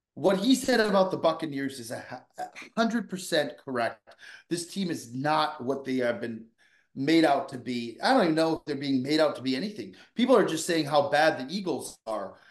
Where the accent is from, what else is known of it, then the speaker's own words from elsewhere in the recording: Vancouver, British Columbia, Canada; I grew up in Vancouver, British Columbia